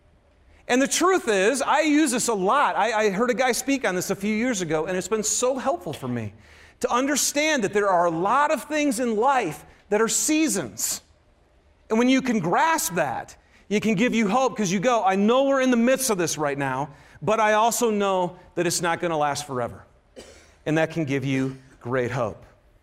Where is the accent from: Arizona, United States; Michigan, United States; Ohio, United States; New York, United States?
Michigan, United States; now in Utah, United States; Yes, I am from Michigan, but I'm a Ute now, baby.